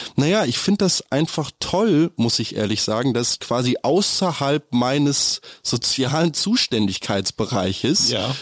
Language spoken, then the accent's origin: German; Berlin, Germany; als Berliner, wo man gelernt hat, seit klein auf in der U1 zu setzen und halt bloß die Klappe zu halten